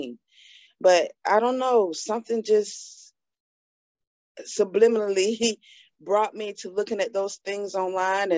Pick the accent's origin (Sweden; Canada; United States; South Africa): United States; Atlanta, Georgia; I'm born and raised in Atlanta, Georgia